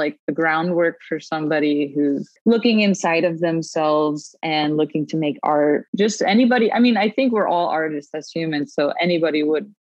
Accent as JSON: {"language": "English", "town": "Miami", "region": "Florida", "country": "United States", "tie": "born or raised there", "said": "growing up in Miami"}